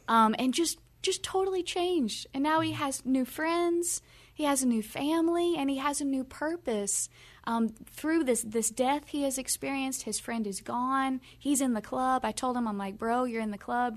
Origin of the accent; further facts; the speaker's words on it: Kentucky, United States; we're from the South, we're from Kentucky, Bible Belt